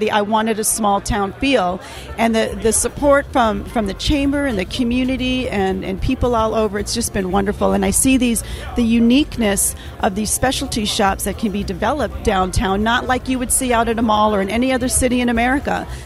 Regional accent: Muskegon, Michigan, United States; I'm from Muskegon Break, and I grew up here in Muskegon.

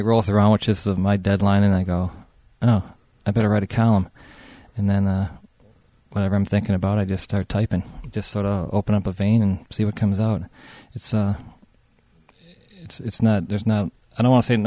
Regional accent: Muskegon, Michigan, United States; now in Grand Haven, United States; I was raised in Muskegon and still consider myself a Muskegonite, even though I live in Grand Haven

